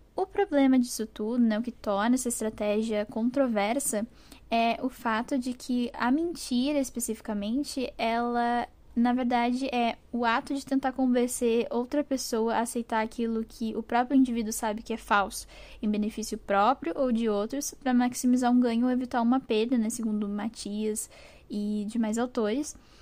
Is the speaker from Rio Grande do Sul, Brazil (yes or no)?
yes; Porto Alegre, Rio Grande do Sul, Brazil; eu sou de Porto Alegre, no Rio Grande do Sul